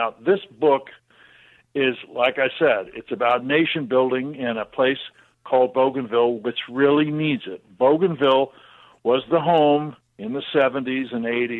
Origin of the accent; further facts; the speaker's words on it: Lake Forest, Illinois, United States; also born or lived in Evanston; I was born in Lake Forest, but I'm not a wealthy person by birth. My parents were both professors at Lake Forest College, and I was born at Evanston Hospital, and we lived in a dormitory room